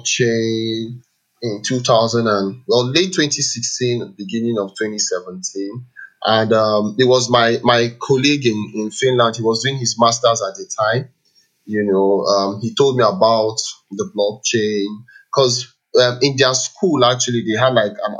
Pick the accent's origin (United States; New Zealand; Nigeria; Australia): Nigeria; Enugu, Enugu State; I grew up in Enugu.